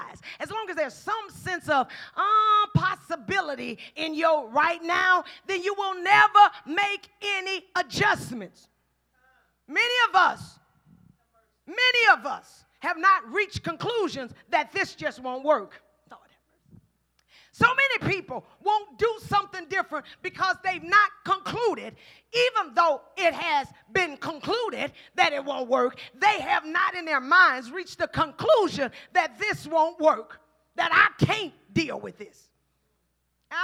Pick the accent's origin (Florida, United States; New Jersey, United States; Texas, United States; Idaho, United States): Texas, United States; Houston; I'm from Fifth Ward.